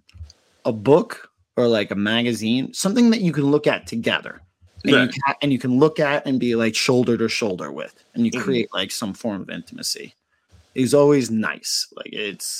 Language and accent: English; Colorado, United States; I'm a skier from Colorado